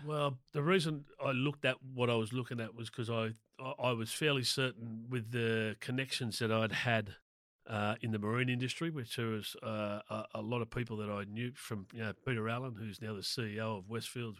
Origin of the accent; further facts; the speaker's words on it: Sydney, New South Wales, Australia; also born or lived in Proserpine, Queensland; I grew up in Willoughby on the North Shore of Sydney there.